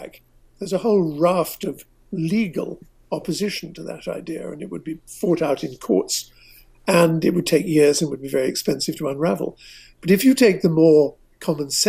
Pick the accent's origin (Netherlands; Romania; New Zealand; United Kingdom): United Kingdom; England; I speak as an Englishman